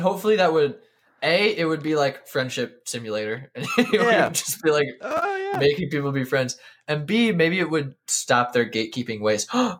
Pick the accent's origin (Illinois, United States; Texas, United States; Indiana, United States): Indiana, United States; now in Charlotte, United States; I live in Charlotte, I was born in Indiana.